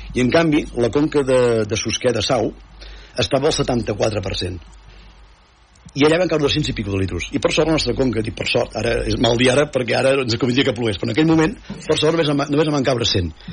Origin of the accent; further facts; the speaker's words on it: Sallent, Catalonia, Spain; del meu poble no? de, de, de Sallent, de Cabrianes i Sallent